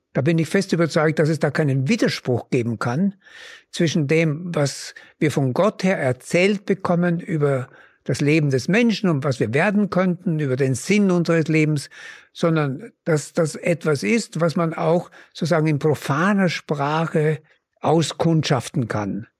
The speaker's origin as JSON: {"language": "German", "area": "Upper Mühlviertel", "region": "Upper Austria", "country": "Austria", "tie": "born or raised there", "said": "dort wo ich groß geworden bin, im oberen Müllviertel"}